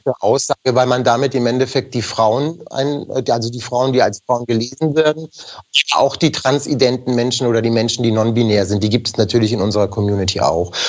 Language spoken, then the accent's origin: German; Germany; first language German; ich bin hier geboren, ich bin hier aufgewachsen, Deutsch ist meine, mitunter meine Muttersprache